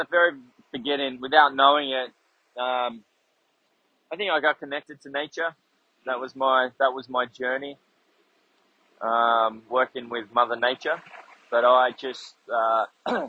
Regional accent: King Island, Tasmania, Australia; also born or lived in Hobart, Tasmania; I was born in Tasmania, so I'm a Taswegian, way down there, down in Hobart. And then at the ripe age of 2, I moved to the family, decided to buy a farm on King Island

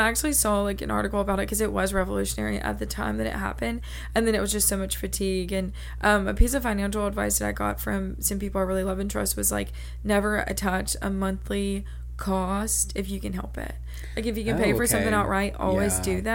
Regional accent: the South, United States; small southern town

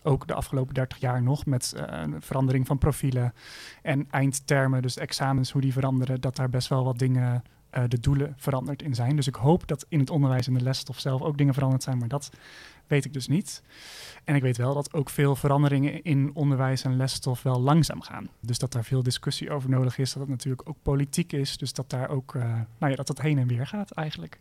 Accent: Utrecht, Netherlands; ik kom ook zelf uit Utrecht

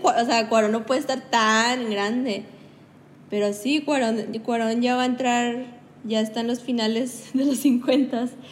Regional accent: Mexico; nosotros tenemos nuestras raíces quieras mayas, aztecas

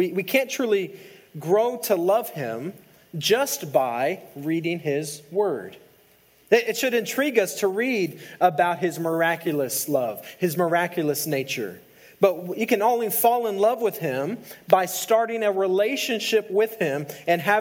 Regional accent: El Paso, Texas, United States; I grew up in El Paso

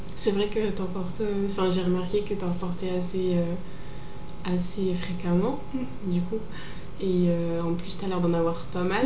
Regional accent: Normandy, France; now in Lyon, France; je viens de Normandie à la base

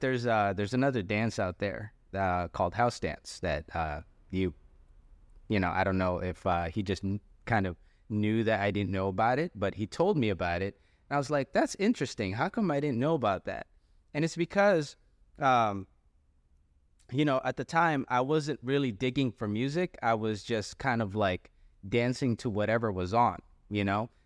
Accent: San Jose, California, United States; moved away as an adult; also born or lived in Quezon City, Philippines; now in Sacramento, United States; my family moved to San Jose, California, where I spent most of my life. And pretty much I lived in San Jose all the way up until two thousand seventeen

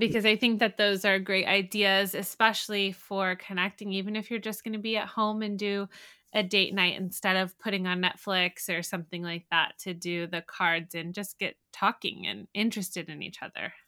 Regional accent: San Diego, California, United States; now in Midwest, United States; I'm from San Diego

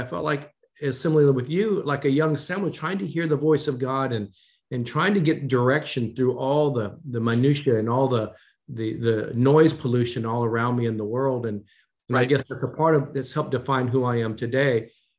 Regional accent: Japan; born there; I was born in Japan, as you know. My mother was Japanese. My dad was in the military.

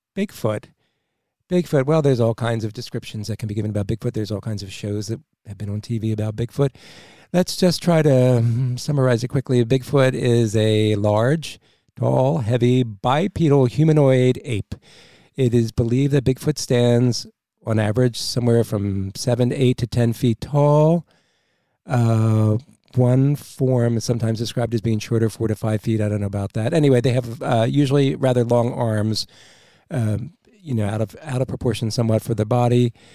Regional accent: New Jersey, United States; moved away; I'm from South Jersey originally

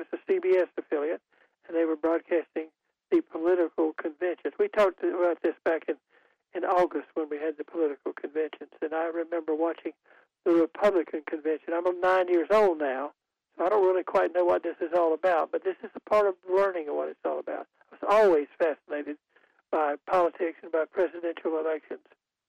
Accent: Goldsboro, North Carolina, United States; I grew up in Goldsboro, North Carolina, listening to WPTF and occasionally to WGBR, our sister station in Goldsboro

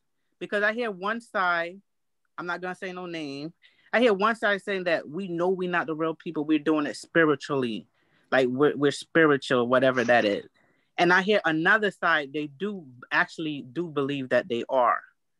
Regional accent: England, United Kingdom; That's like calling me English. I'm English.

